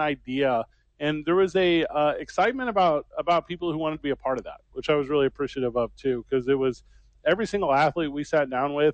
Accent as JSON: {"language": "English", "region": "Midwest", "country": "United States", "tie": "born or raised there", "moved": "as an adult", "said": "I'm back in my hometown"}